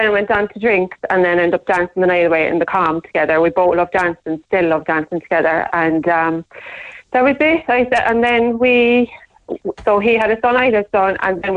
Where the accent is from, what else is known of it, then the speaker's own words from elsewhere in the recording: Cobh, Munster, Ireland; I'm from Cove